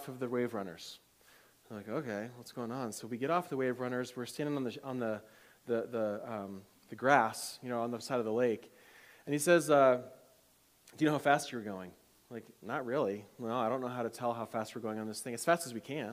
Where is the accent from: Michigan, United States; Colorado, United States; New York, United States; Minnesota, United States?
Michigan, United States; I grew up in Michigan